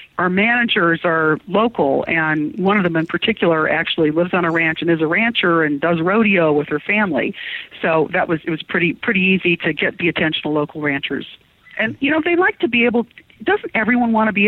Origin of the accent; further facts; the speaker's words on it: Detroit, Michigan, United States; also born or lived in Chicago / Miami; now in Baker City, United States; I'm from an urban area originally. I was born in Detroit. I lived in Chicago, Miami.